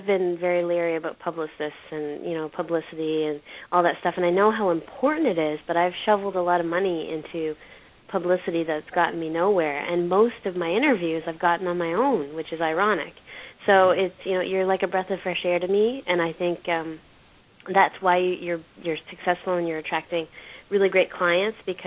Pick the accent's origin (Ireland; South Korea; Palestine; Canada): Canada; I'm from Canada